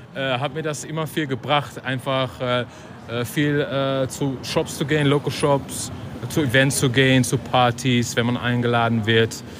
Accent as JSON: {"language": "German", "country": "Netherlands", "second_language": "German", "said": "Ich bin Holländer"}